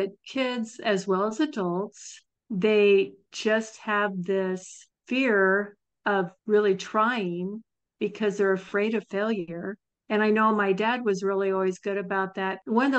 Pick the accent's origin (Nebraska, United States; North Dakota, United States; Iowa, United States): Nebraska, United States; I'm from Nebraska, and I don't remember seeing the Mouseketeers, but I was from a very small town.